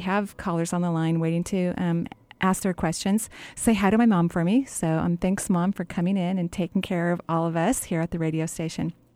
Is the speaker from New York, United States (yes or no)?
no; Seattle area, Washington, United States; born and raised here